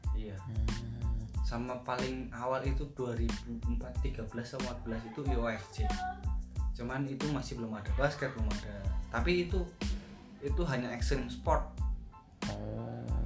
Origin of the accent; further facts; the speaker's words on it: Yogyakarta, Special Region of Yogyakarta, Indonesia; kita orang Jogja